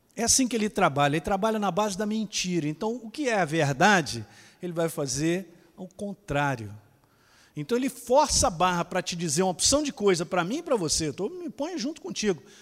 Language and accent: Portuguese; Ribeirão Preto, São Paulo, Brazil; Eu sou de Ribeirão Preto, rapaz, eu sou daqui